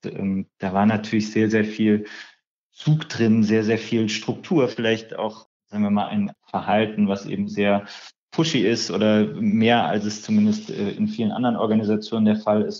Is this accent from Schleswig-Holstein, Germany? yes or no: no; Düsseldorf, North Rhine-Westphalia, Germany; also born or lived in Berlin; Ich bin ja gebürtiger Düsseldorfer